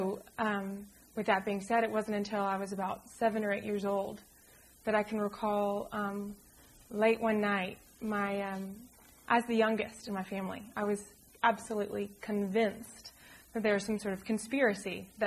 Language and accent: English; Birmingham, Alabama, United States; moved away as an adult; also born or lived in Charlottesville, Virginia; growing up from Birmingham to Charlottesville and back